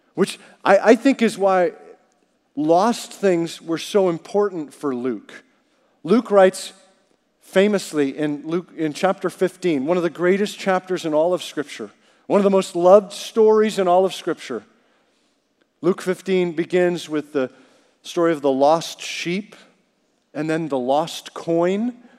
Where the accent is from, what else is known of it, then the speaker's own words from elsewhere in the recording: Canada; growing up in Canada